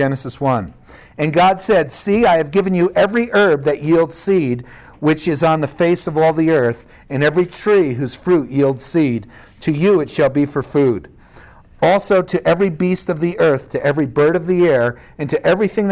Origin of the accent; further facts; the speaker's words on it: Prospect Park, New Jersey, United States; I grew up in Prospect Park, New Jersey